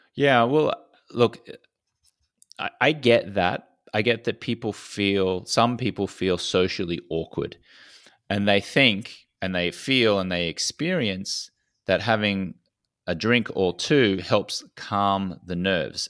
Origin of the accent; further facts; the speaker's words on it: Australia; accent: Australian; I was a socially acceptable drinker growing up in Australia